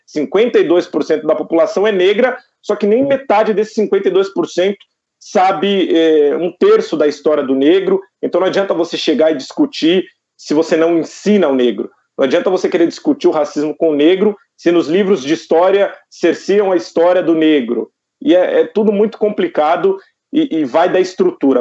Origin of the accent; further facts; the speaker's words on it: Taboão da Serra, São Paulo, Brazil; now in Osasco, Brazil; Eu sou de Taboão da Serra. Hoje eu moro em Osasco, mas eu sou de Taboão da ah. Serra, região metropolitana aqui de São Paulo.